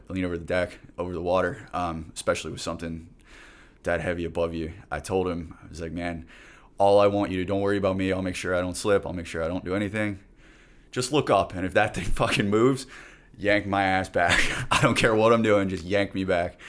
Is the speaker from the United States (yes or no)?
yes; Plantation, Florida, United States; my hometown in Plantation, Florida.